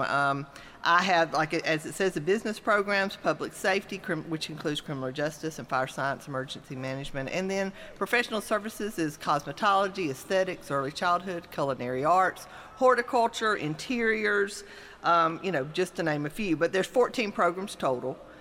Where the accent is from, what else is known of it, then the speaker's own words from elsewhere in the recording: Mississippi, United States; moved away as an adult; also born or lived in Gainesville, Florida; now in Georgia, United States; I grew up in Mississippi